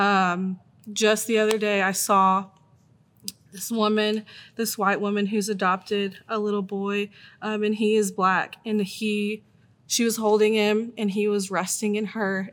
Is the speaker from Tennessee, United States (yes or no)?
yes; Tennessee, United States; also born or lived in Virginia; born in Virginia, but I've lived in Tennessee most of my life